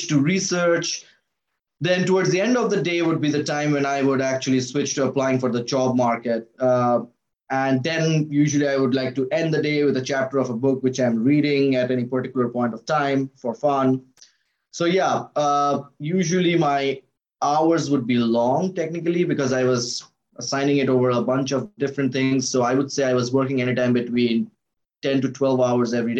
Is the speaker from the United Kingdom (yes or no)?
no; India; moved away as an adult; also born or lived in Reno, Nevada, United States; now in Seattle, United States; I'm from India, so it's from University of Calcutta in Kolkata, India